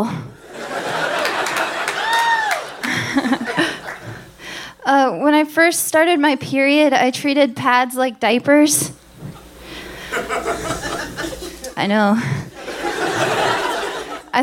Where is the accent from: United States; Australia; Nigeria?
United States; Dayton, Ohio; I was born and raised in Dayton